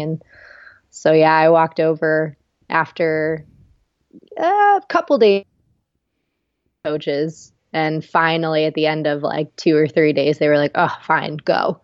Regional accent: Ohio, United States; moved away as an adult; also born or lived in Knoxville; we grew up together in Ohio

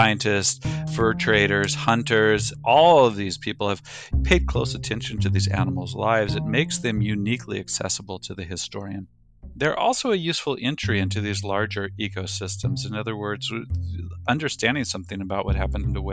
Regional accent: Oregon, Northern California, United States; I grew up in Northern California, Oregon, spent a lot of summers up in Alaska

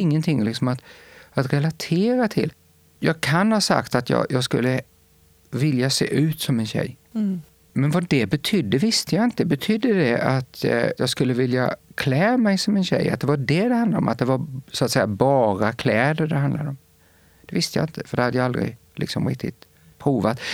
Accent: Rottne, Kronoberg County, Sweden; accent: Småland; moved away as an adult; also born or lived in Växjö / Lund; now in near Lund, Sweden; Jag är född och uppvuxen i Rottne. Det är ett litet samhälle som ligger strax norr om Växjö.

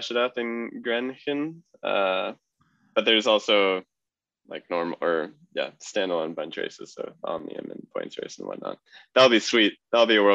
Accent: United States; I'm American

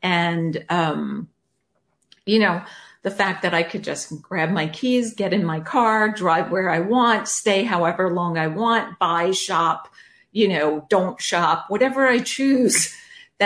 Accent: New York, United States; accent: New Yorker; also born or lived in North Carolina; now in California, United States; Having grown up in New York and then moved to North Carolina and now here in California

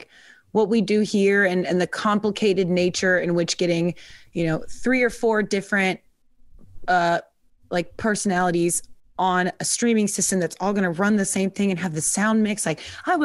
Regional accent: Kansas, United States; I'm from Kansas

